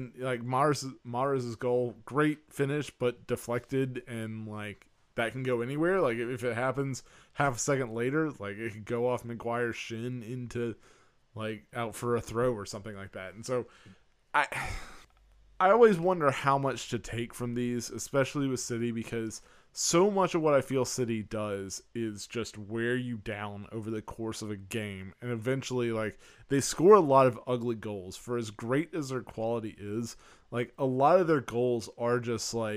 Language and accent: English; United States; as an American